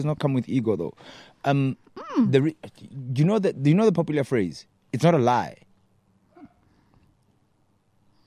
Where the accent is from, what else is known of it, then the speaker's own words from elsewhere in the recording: South Africa; moved away; also born or lived in Johannesburg; I'm from Porch, Fijonskroon, like small towns